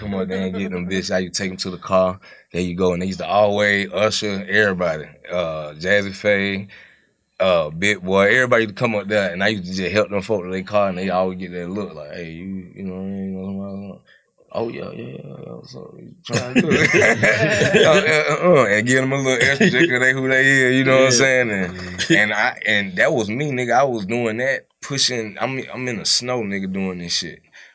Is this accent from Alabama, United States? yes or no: no; Atlanta, Georgia, United States; also born or lived in Cleveland Avenue (Zone 3), Atlanta / Decatur, Georgia; being straight from Atlanta